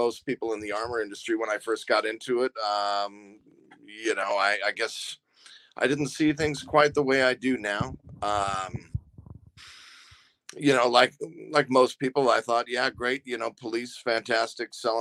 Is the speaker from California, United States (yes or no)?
yes; Southern California, United States; moved away as an adult; I grew up in Southern California